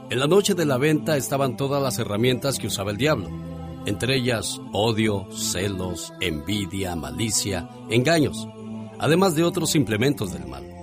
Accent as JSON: {"language": "Spanish", "country": "Mexico", "moved": "yes", "said": "Sabe que yo siempre digo, un día salí de México, pero México nunca salió de mí."}